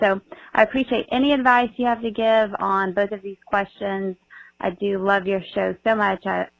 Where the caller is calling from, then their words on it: Tennessee, United States; I am calling from Tennessee.